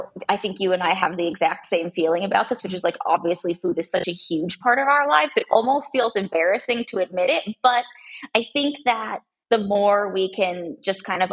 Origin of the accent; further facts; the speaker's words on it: United States; also born or lived in San Diego, California / Portland, Oregon; I grew up half in San Diego and half in Portland, Oregon